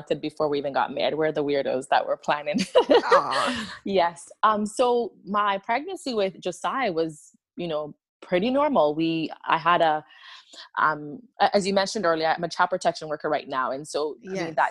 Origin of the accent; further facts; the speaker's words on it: Ghana; moved away; I was born and raised in Ghana